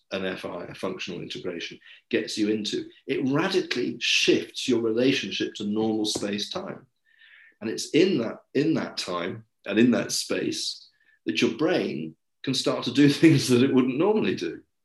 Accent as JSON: {"language": "English", "region": "England", "country": "United Kingdom", "also_born_or_lived": "Paris / London", "said": "I am English, um, and I've always lived in the UK."}